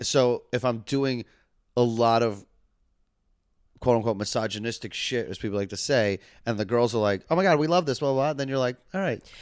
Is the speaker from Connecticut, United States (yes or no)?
no; New York City, New York, United States; I grew up in Manhattan